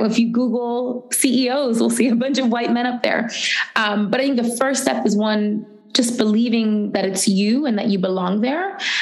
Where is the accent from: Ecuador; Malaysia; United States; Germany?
United States; New York City, New York; I grew up in the Bronx, where I live now